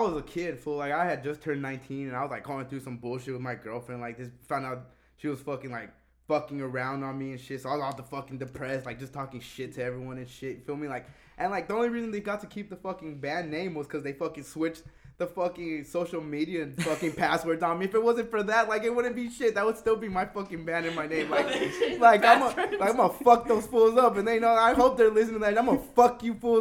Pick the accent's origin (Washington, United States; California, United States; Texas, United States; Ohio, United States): California, United States; Rialto; I grew up in Rialto